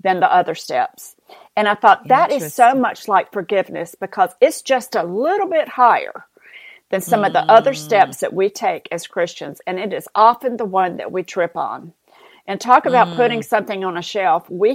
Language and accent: English; the South, United States; accent: southern; my southern accent